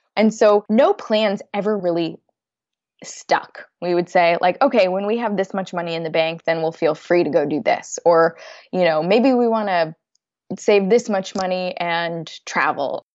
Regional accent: United States; moved away as an adult; now in London, United Kingdom; I'm an American expat living in London

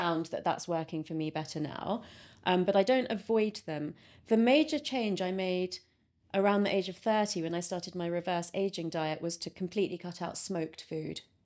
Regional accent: London, United Kingdom; I was brought up in London, um, by parents who had just emigrated from India

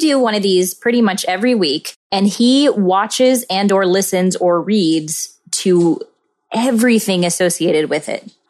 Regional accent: the Ozarks, United States; I'm from the Ozarks, so sometimes I definitely have an accent and sometimes I don't.

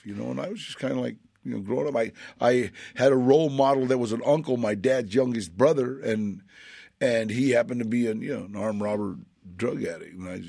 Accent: Los Angeles, California, United States; Let me see where I grew up. Right down the street, really. Pacoima, San Fernando.

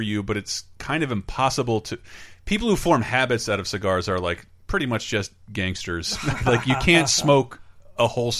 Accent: the South, United States; I'm from the South. I tried it briefly during my redneck phase.

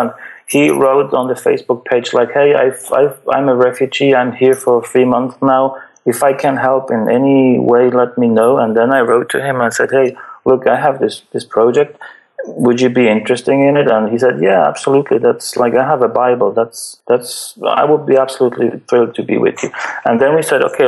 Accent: Switzerland; I'm from Switzerland. Like, it's the richest country in the world. Like, we don't have any real problems here in Switzerland

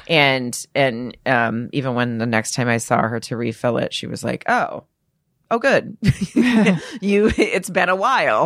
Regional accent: Arkansas, United States; moved away as an adult; I grew up in Arkansas.

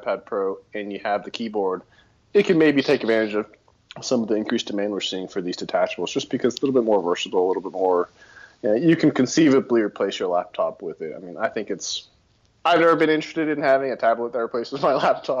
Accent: Austin, Texas, United States; now in Denver, United States; because I'm from Texas

